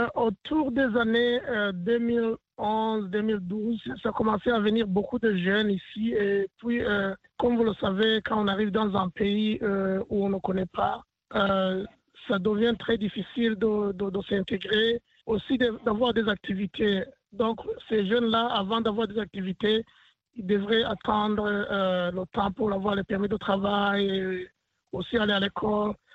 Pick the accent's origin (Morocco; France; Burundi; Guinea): Burundi; now in Portland, United States; je viens du Burundi